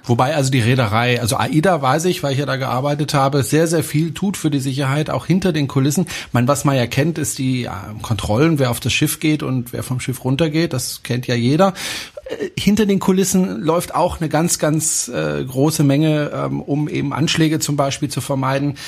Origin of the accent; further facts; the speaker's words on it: France; German is a second language; moved away; ich bin Franzose